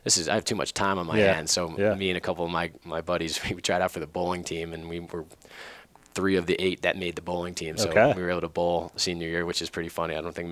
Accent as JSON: {"language": "English", "town": "North Massapequa", "region": "New York", "country": "United States", "tie": "born or raised there", "also_born_or_lived": "Farmingdale, New York", "said": "we were growing up in North Massapequa"}